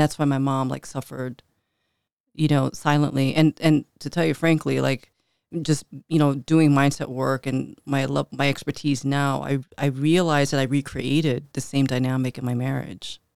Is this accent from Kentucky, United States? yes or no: no; Chicago, Illinois, United States; I grew up north side, right around the Belmont and Clark area